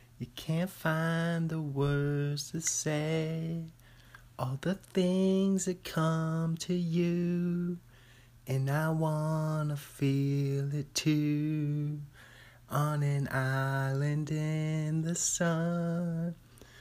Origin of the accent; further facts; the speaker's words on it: Bothell, Washington, United States; now in Pullman, United States; I'm from Bothell, Washington originally. Live in Pullman, Washington